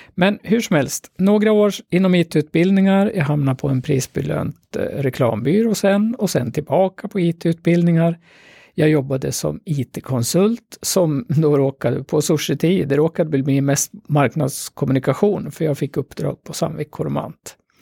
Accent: Gävle, Gävleborg County, Sweden; also born or lived in Sollefteå; jag är ju en typisk Gävlebo. Även om jag är född i Sollefteå så har jag ju bott här liksom hela mitt vuxna liv från första klass

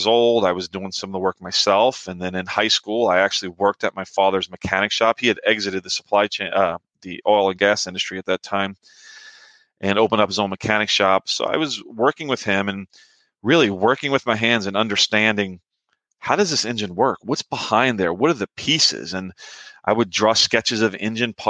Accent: New Orleans, Louisiana, United States; moved away; I grew up in New Orleans

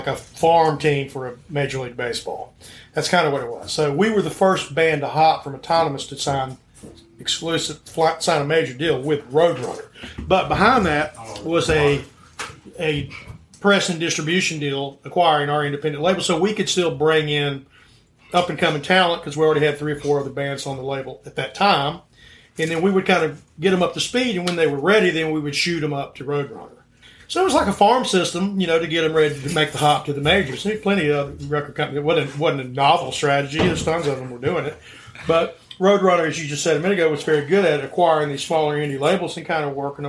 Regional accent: North Carolina, United States; also born or lived in Texas; now in Augusta, United States; I'm from Texas. I grew up in North Carolina

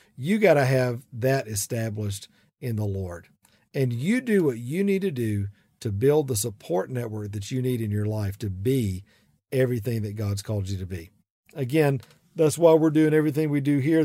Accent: South Georgia, United States; accent: big southern accent; I'm from South Georgia

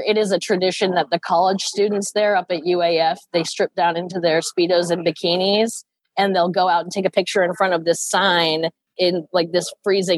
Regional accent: Alaska, United States; moved away as an adult; also born or lived in Anchorage, Alaska / Erie, Pennsylvania; my big old nest up here in Alaska

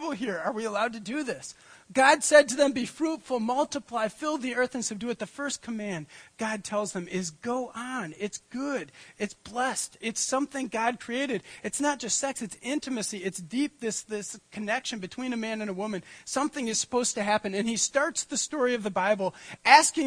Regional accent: United States; I grew up on Lake Michigan

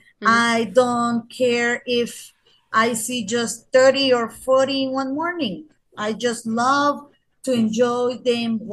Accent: San Pedro Sula, Cortés, Honduras; I'm a proud Honduran that love his my country. I am from San Pedro Sula

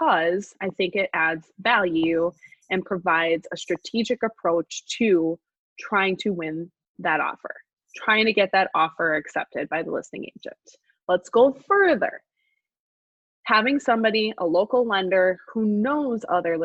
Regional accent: La Crosse, Wisconsin, United States; now in Woodbury, United States; I grew up in La Crosse, Wisconsin

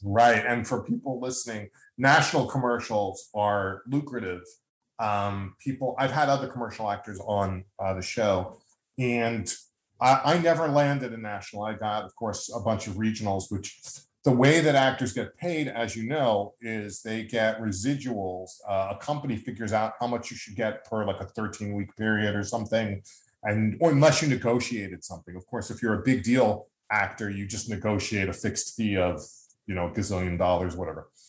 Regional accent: Long Island, New York, United States; As a kid growing up on Long Island, there was something called the Westbury Music Fair

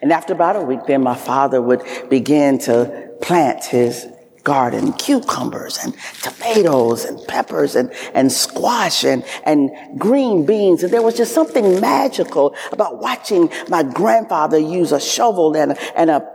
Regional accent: the South, United States; I am a Southerner.

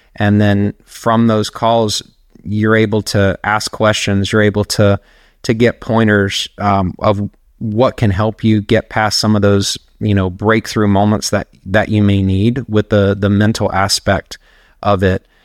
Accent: Charlotte, North Carolina, United States; now in Tampa, United States; I'm originally from Charlotte, North Carolina

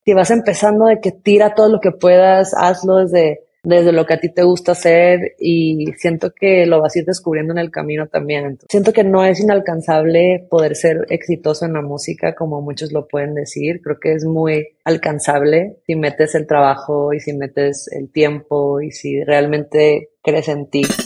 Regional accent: Tijuana, Baja California, Mexico; crecí en Tijuana y pues frontera con California

